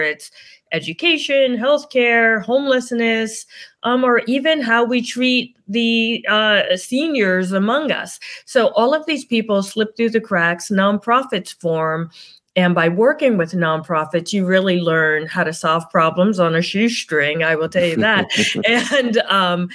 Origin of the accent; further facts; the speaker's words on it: New Jersey, United States; also born or lived in New York; now in Connecticut, United States; I grew up in New Jersey